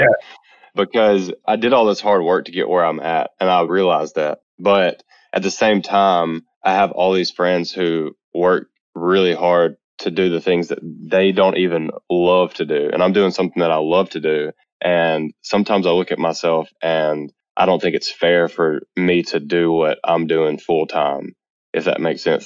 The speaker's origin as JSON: {"language": "English", "town": "Eupora", "region": "Mississippi", "country": "United States", "tie": "born or raised there", "moved": "yes", "lives_now": "Birmingham, United States", "said": "I'm from Mississippi, a very small town called Eupora, Mississippi, actually. But I currently live in Birmingham, Alabama, in the United States"}